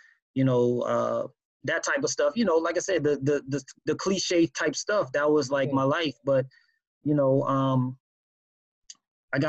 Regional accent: New Orleans, Louisiana, United States; I grew up in New Orleans, born and raised in New Orleans, Louisiana.

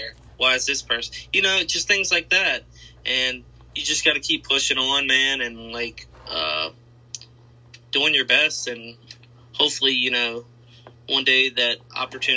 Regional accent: Harrisonburg, Virginia, United States; my hometown in Harrisonburg, Virginia

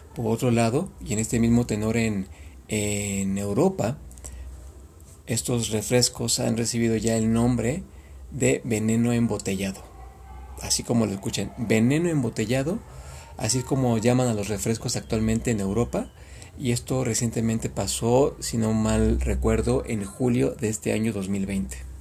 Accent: Mexico; En México, en mi país

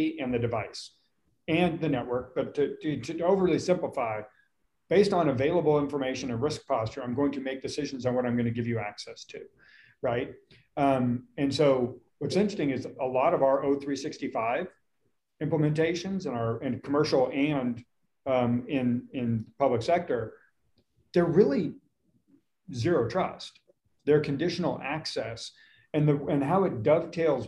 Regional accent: Lake Tahoe, United States; also born or lived in Austin, Texas; now in Dallas, United States; I grew up in Lake Tahoe

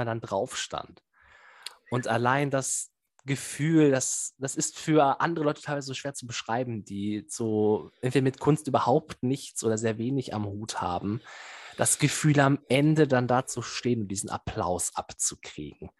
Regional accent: Bielefeld, North Rhine-Westphalia, Germany; gebürtiger Bielefelder und immer noch hier verblieben

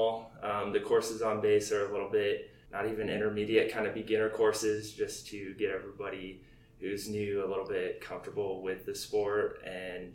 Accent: Snohomish, Washington, United States; moved away as an adult; also born or lived in Monroe, Washington / Yokota Air Base, Japan / Scott Air Force Base, Illinois; now in Fairchild Air Force Base, United States; Snohomish, Washington is where I grew up. I was born just in a city over Monroe, Washington

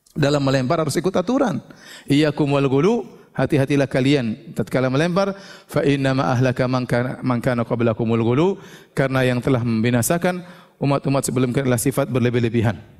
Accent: Papua, Indonesia; kita datang dari kampung dari Papua

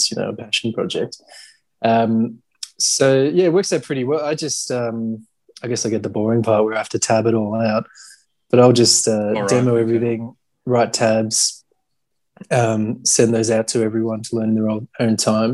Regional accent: Melbourne, Victoria, Australia; I grew up in Melbourne

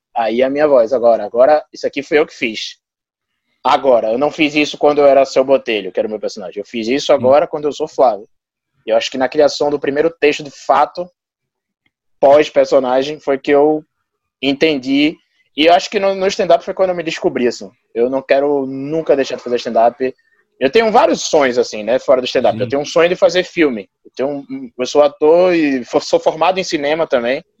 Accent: Recife, Pernambuco, Brazil; nas primeiras vezes que eu saí de Recife

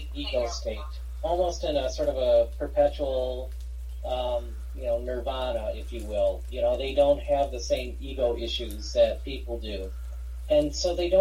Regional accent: Michigan, United States; I'm from Michigan, grew up here

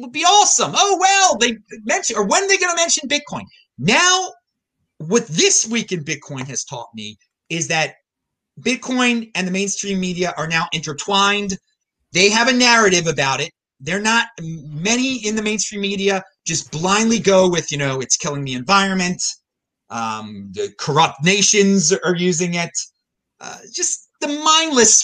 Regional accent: Baltimore, Maryland, United States; I'm from Baltimore, Maryland.

